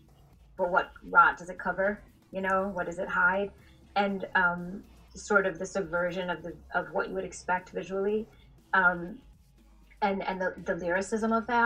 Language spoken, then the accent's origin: English; Milwaukee, Wisconsin, United States; moved away as an adult; now in South Africa; I grew up in Milwaukee, Wisconsin, and I've been living in South Africa since 2007, so just over 14 years now